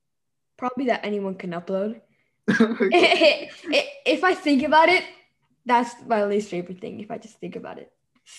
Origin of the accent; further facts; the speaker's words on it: Mexico; I'm from Mexico.